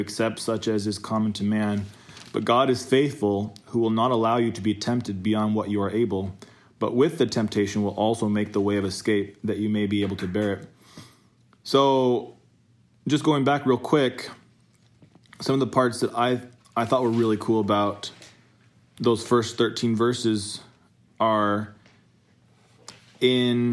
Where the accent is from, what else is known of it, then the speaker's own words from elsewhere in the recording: Idaho, United States; from the great state of Idaho.